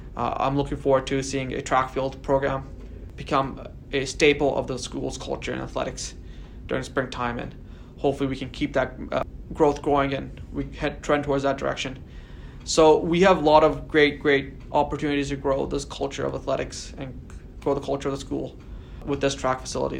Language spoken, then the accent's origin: English; Delta, British Columbia, Canada; I still live in the North End. This is very much home for me. I moved to North End around in 2000 or 2001 when I was six or seven years old.